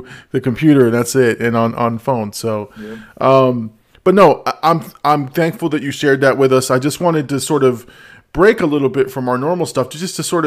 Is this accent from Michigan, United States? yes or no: no; Hollywood, Florida, United States; moved away as an adult; also born or lived in Dania Beach, Florida; now in Port St. Lucie, United States; where I came from or where like in Hollywood and in Dania and those areas where, you know, I went to high school